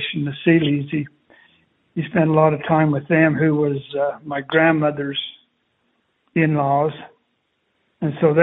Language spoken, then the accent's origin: English; Castle Dale, Utah, United States; I grew up in Cassadale, Utah